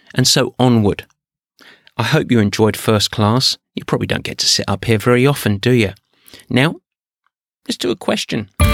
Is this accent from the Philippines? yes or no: no; England, United Kingdom; I'm English.